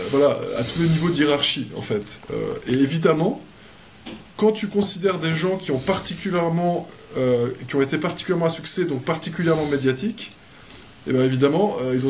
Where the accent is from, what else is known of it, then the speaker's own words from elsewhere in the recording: France; je suis né à Saint-Germain-en-Laye, j'ai habité, j'ai déménagé en France tous les trois ans. Donc, euh, et pendant toute ma jeunesse, euh, j'ai grandi en France.